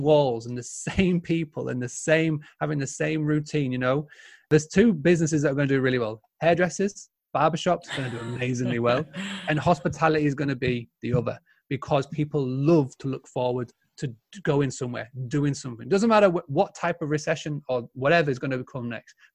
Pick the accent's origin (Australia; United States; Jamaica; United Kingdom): United Kingdom; Yorkshire and the Humber; I'm a true Yorkshireman